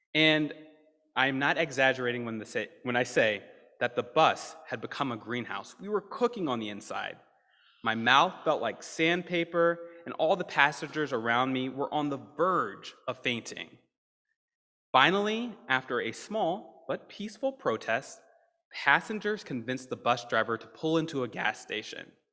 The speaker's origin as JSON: {"language": "English", "region": "Deep South", "country": "United States", "tie": "born or raised there", "moved": "yes", "said": "I'm a Southerner, raised in the Deep South"}